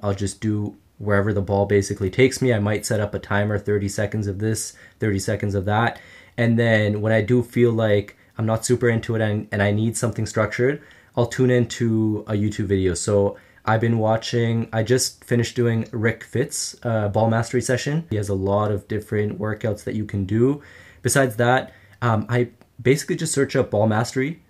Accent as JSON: {"language": "English", "town": "Ottawa", "region": "Ontario", "country": "Canada", "tie": "born or raised there", "said": "I grew up in Ottawa, Canada"}